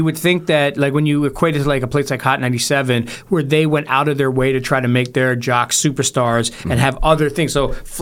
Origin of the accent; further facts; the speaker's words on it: Toronto, Ontario, Canada; I'm from Toronto. This is where I'm from